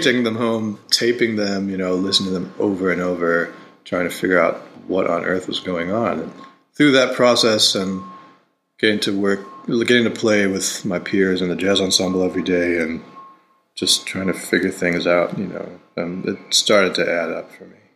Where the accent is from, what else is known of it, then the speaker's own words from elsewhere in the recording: Rochester, New York, United States; I grew up in Rochester, New York